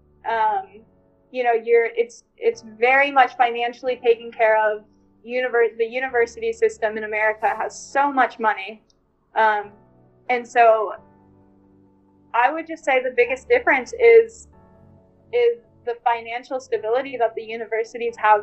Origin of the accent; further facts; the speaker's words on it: San Diego, California, United States; So I'm from San Diego, California. And I went to Mission Bay High School